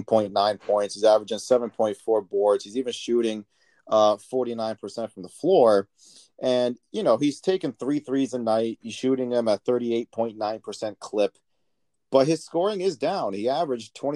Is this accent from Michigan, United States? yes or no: yes; Michigan, United States; I grew up in Michigan